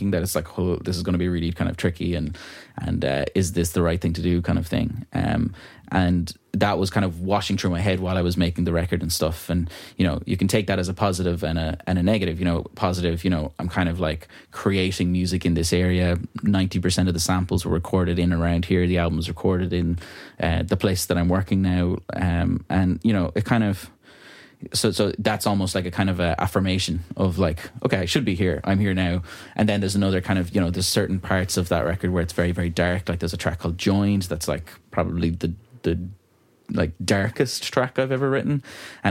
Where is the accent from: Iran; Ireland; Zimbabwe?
Ireland; Ballyvaughan, Connacht; moved away as an adult; It's my hometown that I grew up in.